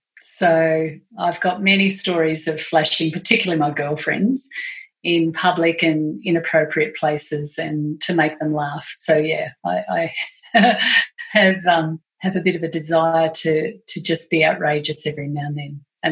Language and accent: English; Australia; Yeah, four sons. That'll do it too.